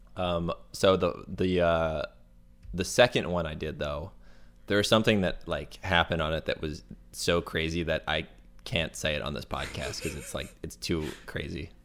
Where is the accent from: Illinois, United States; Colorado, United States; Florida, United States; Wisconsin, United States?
Florida, United States; moved away; Okay, so I'm from Florida